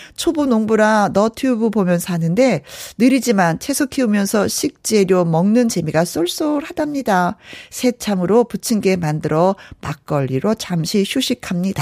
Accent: Wonju, Gangwon, South Korea; also born or lived in Hyeon-ri, Inje / Yanggu; 강원도 저는 현리에서 태어났어요. 그래서 양구에서도 좀 오래 살았고 원주에서는 더 많이 살았고

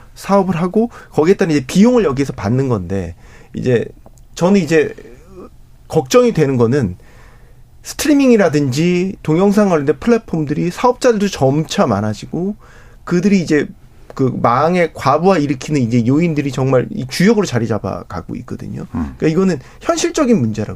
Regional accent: South Korea; 저는 한국 사람이니까

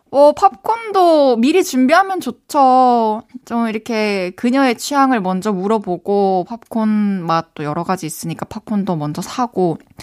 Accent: Changwon, South Gyeongsang, South Korea; moved away as an adult; also born or lived in Busan; now in Seoul, South Korea; 어렸을 때부터 이제 막 마산에서 초중고 다니고 또 대학교는 또 부산에서 다니다 보니까

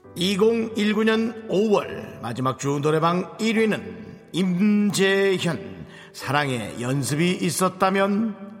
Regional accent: Gangneung, Gangwon, South Korea; 우리 고향에서 보내주셨네

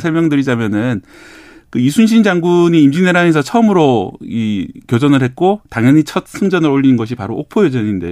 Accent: Geoje, South Gyeongsang, South Korea; moved away; 저희 이제 고향이 원래 거제도라 가지고

